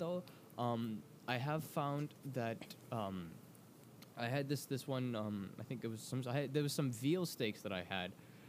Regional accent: New York, United States; moved away; I grew up in New York and near like, the more hipster area.

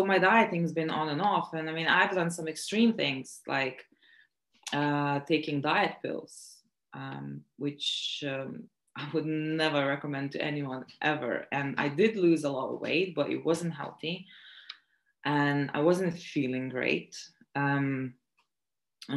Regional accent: Latvia; moved away as an adult; also born or lived in Lithuania / South London; now in London, United Kingdom; I was born in Latvia, but I'm also Lithuanian, and I moved here when I was 18.

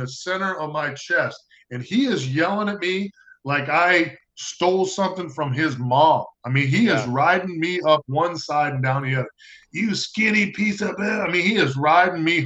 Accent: Oshkosh, Wisconsin, United States; moved away as an adult; It's about an hour and a half drive to my hometown of Oshkosh.

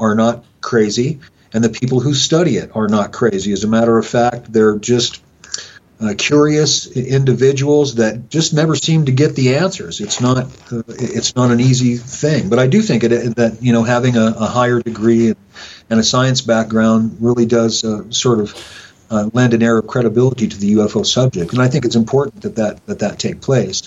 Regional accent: Rock Springs, Wyoming, United States; this is my hometown.

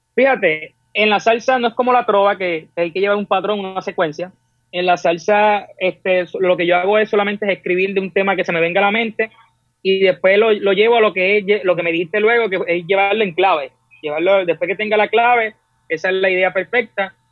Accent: Puerto Rico; Soy del pueblo de Apilla

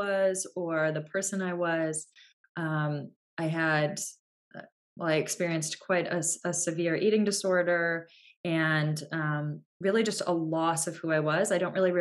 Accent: United States; we're American

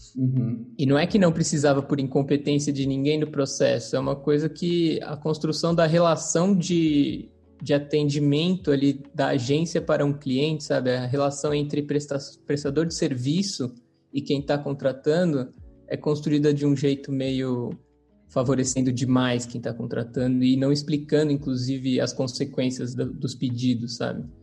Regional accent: São Paulo, Brazil; also born or lived in Mairiporã area; Eu sou natural de São Paulo.

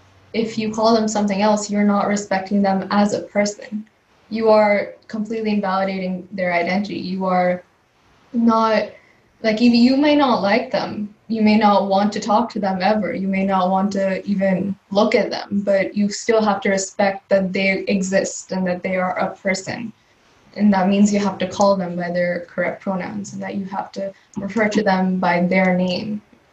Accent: India; first language Telugu; English is a second language; Yeah, in Indian languages, it tends to be a little more difficult. Like my mother tongue is Telugu

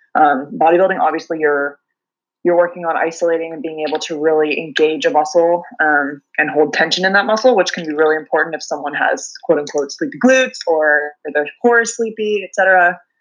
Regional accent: Pullman, Washington, United States; also born or lived in Seattle, Washington / New Zealand; I grew up in Eastern Washington, a tiny little town called Pullman.

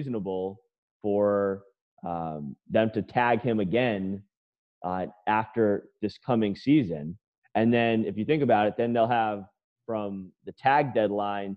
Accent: New England, United States; I'm from the New England area

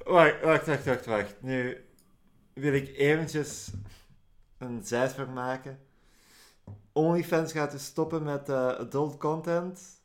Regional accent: Flanders, Belgium; Ik ben Vlaming in België.

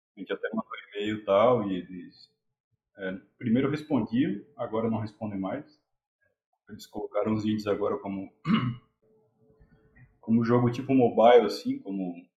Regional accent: Garopaba, Santa Catarina, Brazil; eu sou de Garopaba

